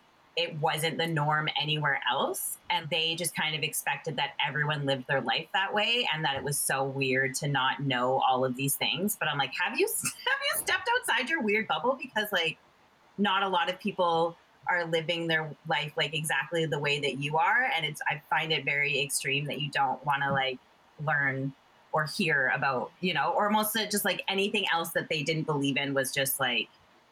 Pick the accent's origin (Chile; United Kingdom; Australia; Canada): Canada; Toronto, Ontario; born there; also born or lived in Jamaica / Buffalo / Fort Lauderdale / North Vancouver; I was born in Ontario, I was born in Toronto, and we moved a bunch of places. We lived in Jamaica, I lived in a bunch of small towns in Ontario, Buffalo, New York, and then Fort Lauderdale, Florida.